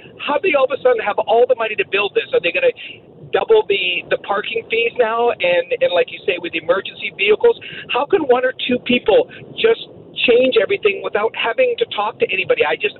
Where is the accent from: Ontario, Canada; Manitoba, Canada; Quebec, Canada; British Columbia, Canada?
British Columbia, Canada; Vancouver; Hey, I'm also hit that 60 range. I was born and raised in Vancouver.